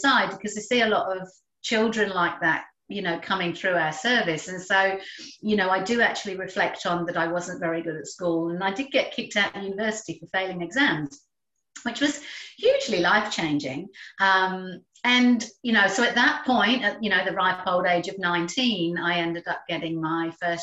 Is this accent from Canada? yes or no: no; England, United Kingdom; moved away as an adult; also born or lived in London; now in Australia; I'm English, and I trained with a good friend of mine and lived with her in London before. We both ended up in Australia